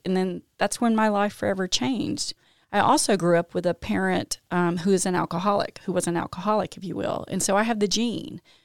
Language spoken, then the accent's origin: English; Jackson, Mississippi, United States; now in Canton, United States; I grew up in Jackson